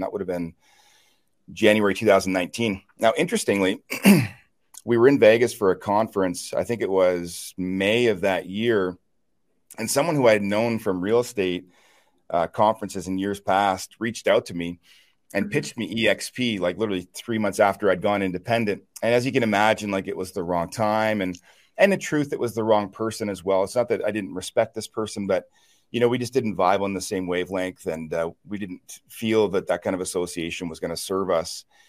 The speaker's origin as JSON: {"language": "English", "town": "Chipman", "region": "New Brunswick", "country": "Canada", "tie": "born or raised there", "said": "I'm from a small town in eastern Canada, a little town called Chipman, New Brunswick, uh, about 1,500 people"}